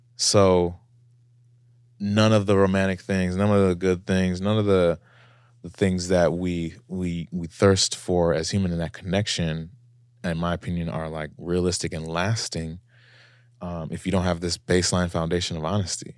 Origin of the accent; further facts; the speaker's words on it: United States; I'm an American traveling